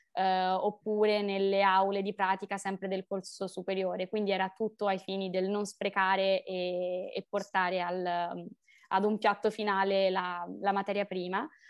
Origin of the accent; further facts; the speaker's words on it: Rome, Lazio, Italy; sono di Roma